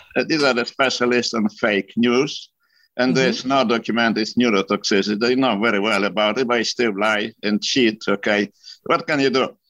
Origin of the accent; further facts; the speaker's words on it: Poland; moved away as an adult; now in United States; I was born in Poland during a German occupation. So I survived German occupation, then Soviet occupation, Finally, I graduated from uh, medical university.